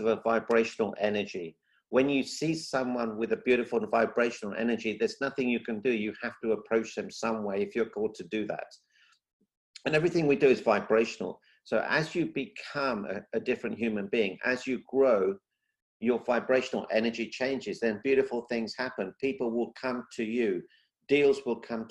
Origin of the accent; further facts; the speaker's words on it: London, United Kingdom; moved away as an adult; also born or lived in Africa; now in Celebration, United States; I was born in Africa. Not many people know that. And then from Africa, we moved to London. I lived in London for 35 years